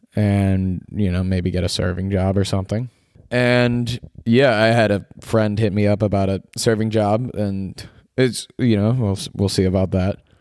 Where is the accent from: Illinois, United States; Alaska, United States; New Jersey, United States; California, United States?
Illinois, United States; suburbs of; born or raised there; moved away as an adult; also born or lived in Syracuse, New York; now in Los Angeles, United States